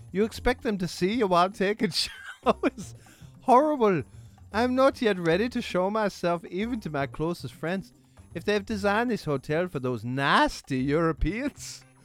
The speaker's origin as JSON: {"language": "German", "region": "Vienna", "country": "Austria", "said": "Ich kann ja auch yeah. als Wiener antworten."}